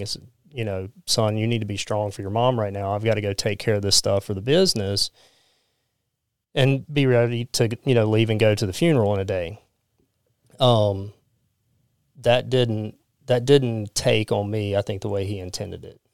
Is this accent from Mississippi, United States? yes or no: yes; Pascagoula, Mississippi, United States; I grew up in Pascagoula